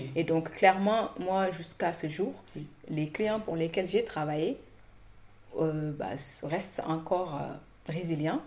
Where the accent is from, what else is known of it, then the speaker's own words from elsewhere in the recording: Saint-Louis, Senegal; moved away as an adult; now in France; j'ai grandi à Saint-Louis jusqu'à l'obtention du bac et je suis arrivée en France